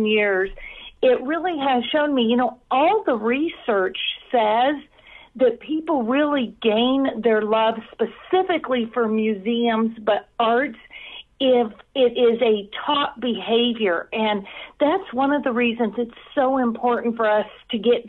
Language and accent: English; Southern California, United States; I grew up in Southern California.